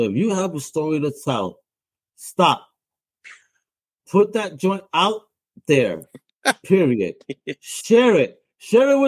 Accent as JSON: {"language": "English", "country": "Puerto Rico", "said": "a Latino, a Boricua from El Caribe"}